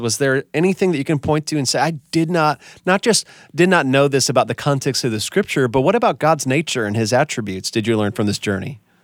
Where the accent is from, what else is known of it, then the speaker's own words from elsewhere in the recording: Wisconsin, United States; I'm from Wisconsin